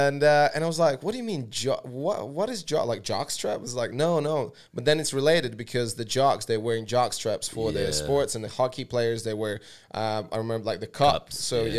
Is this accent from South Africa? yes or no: no; Latvia; moved away; also born or lived in Vancouver, Canada; so my first kind of abroad place where I lived was Canada. I lived in Vancouver when I moved from Latvia about 13 years ago.